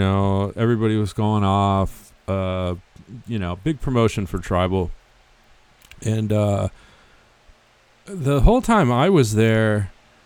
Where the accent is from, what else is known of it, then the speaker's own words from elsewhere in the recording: United States; as an American myself